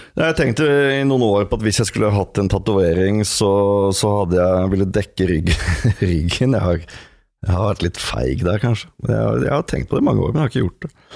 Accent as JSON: {"language": "Norwegian", "country": "Norway", "said": "jeg er en mann, jeg er norsk, jeg er 44 år"}